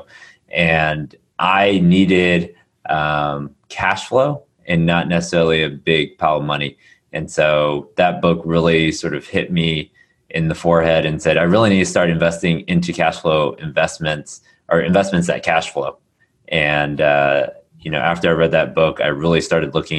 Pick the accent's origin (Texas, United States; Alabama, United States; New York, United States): Texas, United States; Houston; also born or lived in Austin, Texas; now in Dallas, United States; I was born and raised in Houston, Texas, went to school in Austin